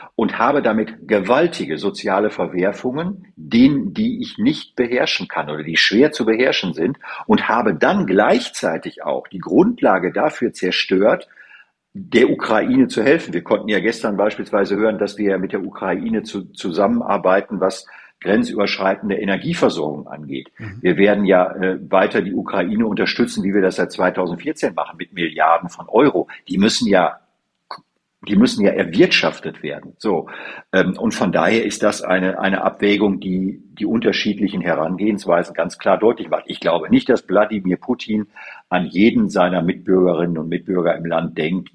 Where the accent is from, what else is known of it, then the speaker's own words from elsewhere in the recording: Münsterland, North Rhine-Westphalia, Germany; Ich komme ja aus der Bezirk, aus dem Münsterland